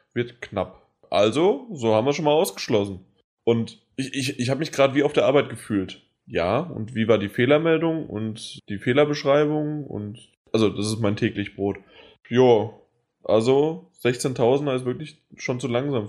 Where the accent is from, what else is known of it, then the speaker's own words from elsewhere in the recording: Germany; bei uns in Deutschland